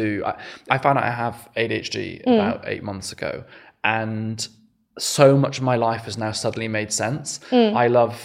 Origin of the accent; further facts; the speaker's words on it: West Wales, United Kingdom; moved away as an adult; also born or lived in Exeter; now in London, United Kingdom; I am Welsh. I was born in West Wales. I went to state schools there, and my family lived in kind of a small cottage